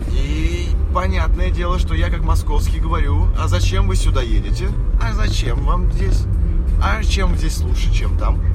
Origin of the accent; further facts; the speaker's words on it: Moscow, Russia; я жил в Москве